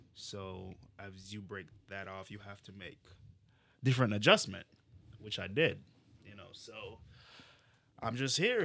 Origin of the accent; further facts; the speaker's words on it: Jamaica; now in United States; where are you from? I'm like, Jamaica.